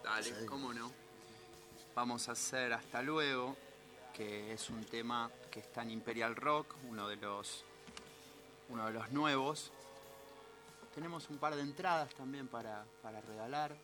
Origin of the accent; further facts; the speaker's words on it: Buenos Aires, Argentina; estamos en Buenos Aires, ponele, acá, cerca del puerto, yo soy porteño